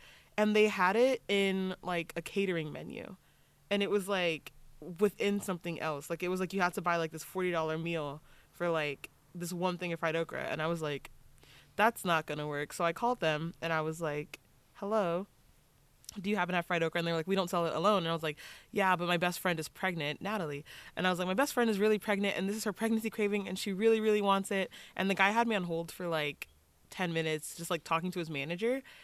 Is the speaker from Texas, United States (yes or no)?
yes; Texas, United States; now in California, United States; I'm from Texas